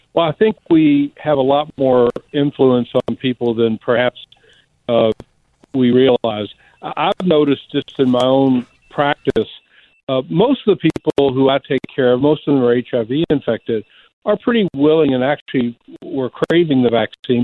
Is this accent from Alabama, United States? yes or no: yes; Alabama, United States; I'm living in a rural state. I'm from Alabama